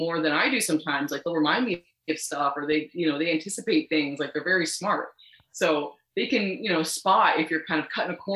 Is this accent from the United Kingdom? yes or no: no; Canada; I'm Canadian